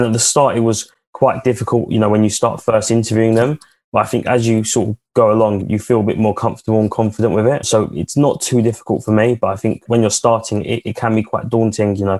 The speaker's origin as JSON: {"language": "English", "town": "Chigwell", "region": "East of England", "country": "United Kingdom", "said": "we're from Chigwell."}